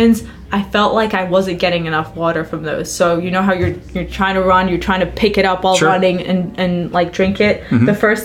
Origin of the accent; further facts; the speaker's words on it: Cyprus; And I'm from Cyprus. It's hot. It's hot here.